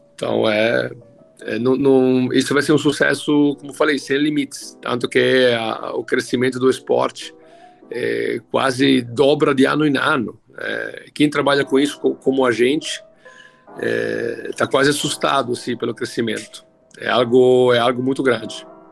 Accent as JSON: {"language": "Portuguese", "country": "Italy", "tie": "born or raised there", "second_language": "Portuguese", "moved": "as an adult", "lives_now": "Brazil", "said": "eu comecei a jogar muito novo, com 13 anos, né, lá na Itália, onde eu morava. Eu sou italiano de nascimento"}